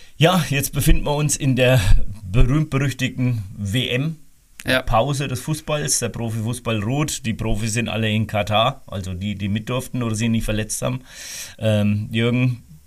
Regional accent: Rhön, Germany

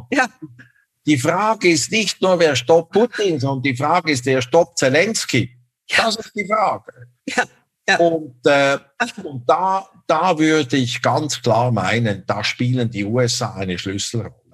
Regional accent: Switzerland; Ich hätte mir das nie erlaubt, äh, als Schweizer Diplomat mich so zu äußern über die Politik des Gaststaates.

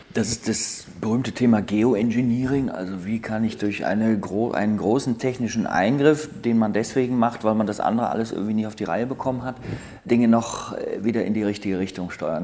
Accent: Bonn, North Rhine-Westphalia, Germany; ich bin Rheinländer, ich bin in Bonn geboren

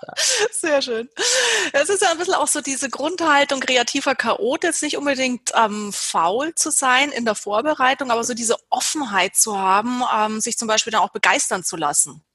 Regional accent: Germany; bei uns in Deutschland

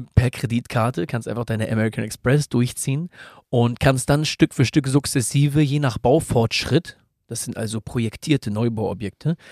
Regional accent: Germany; hier bei uns in Deutschland

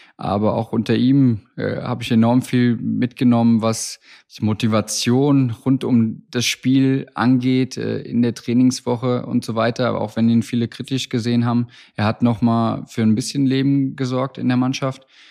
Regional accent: Hesse, Germany; Bin waschechter Hesse, für mich mit der Heimat ungemein verbunden

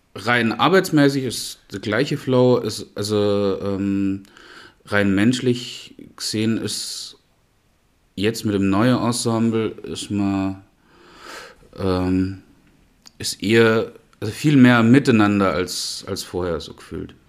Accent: Knittlingen, Baden-Württemberg, Germany; moved away as an adult; also born or lived in Black Forest; now in Memmingen, Germany; aus äh, Knittlingen, nördlich von Pforzheim.

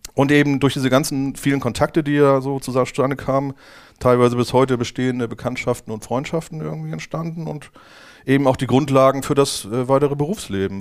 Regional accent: Lübeck, Schleswig-Holstein, Germany; now in Hamburg, Germany; Ich komme ja ursprünglich aus Lübeck

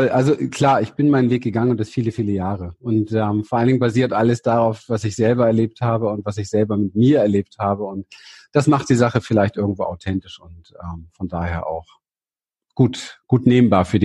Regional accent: Berlin, Germany; Ich bin in Berlin aufgewachsen, habe eine sehr, sehr traumatische Kindheit gehabt.

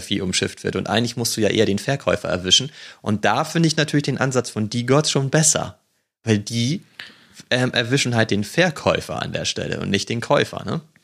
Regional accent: the North, Northern Germany, Germany; bei uns im Norden

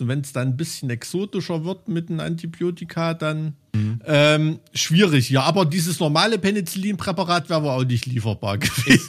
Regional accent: East Germany, Germany; in irgendeinem Plattenbau im Keller wie bei uns im Osten

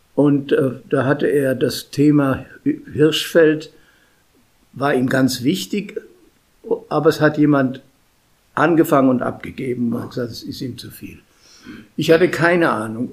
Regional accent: Munich, Bavaria, Germany; moved away as an adult; also born or lived in Regensburg / Rheydt; now in Mönchengladbach, Germany; als Münchner

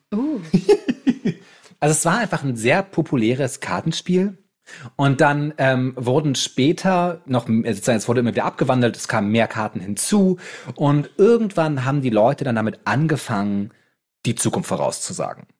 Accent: Bremen, Germany; als Bremer

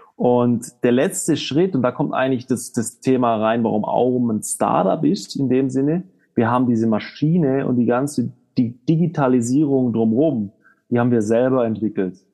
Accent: Southern Germany, Germany; now in Switzerland; Wir kommen aus, äh, aus Süddeutschland

